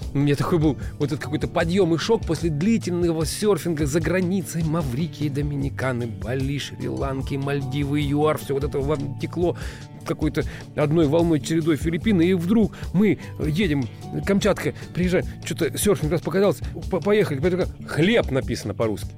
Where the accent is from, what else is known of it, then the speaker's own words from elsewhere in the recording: Russia; у нас в стране